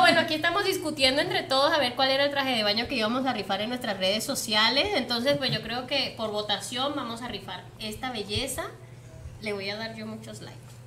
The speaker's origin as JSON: {"language": "Spanish", "country": "Venezuela", "moved": "yes", "said": "yo soy venezolana también"}